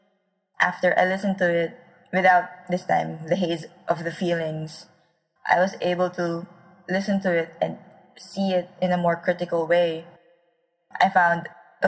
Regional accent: Philippines; I am a Filipino author

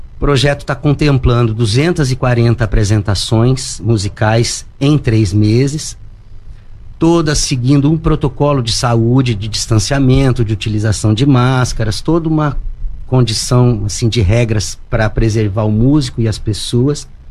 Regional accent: São José, Brazil; sou nascido aqui em São José, comecei na noite, no final da década de 80

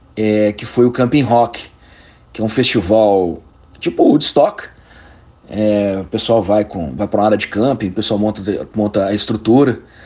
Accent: Belo Horizonte, Minas Gerais, Brazil; nós somos de Belo Horizonte

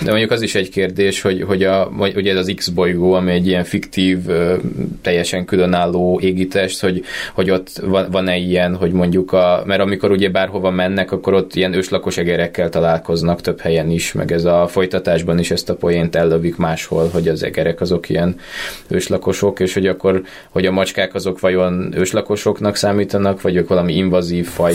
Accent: Budapest, Hungary; szerettem Budapesten gyerek lenni

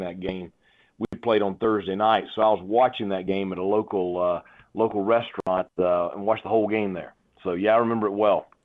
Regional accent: North Carolina, United States; here in my home state

